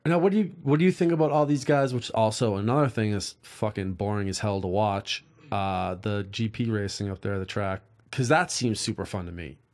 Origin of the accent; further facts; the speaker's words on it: East Coast, United States; now in California, United States; I grew up on the East Coast